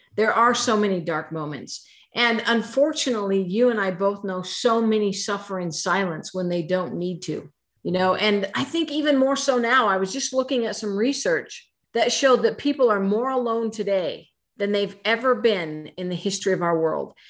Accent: Idaho, United States; I was born and raised in Idaho.

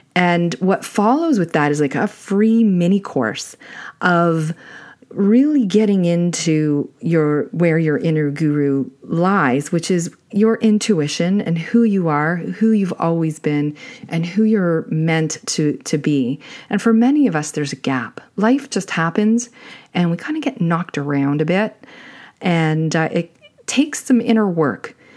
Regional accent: Canada; I'm Canadian

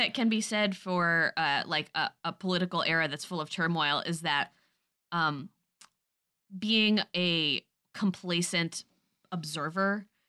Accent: New York, United States; moved away; as a New Yorker

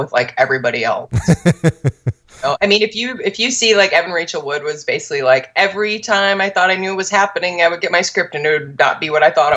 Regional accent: Michigan, United States; I am from Michigan

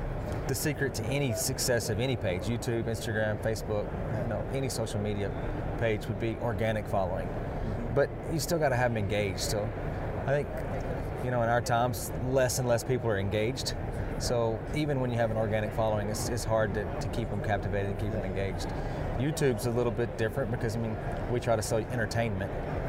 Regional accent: Texas, United States; I did. I'm still growing up in Texas.

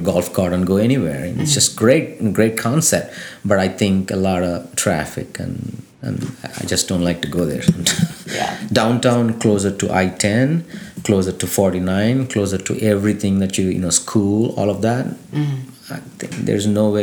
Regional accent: India; now in Lafayette, United States; I came from India

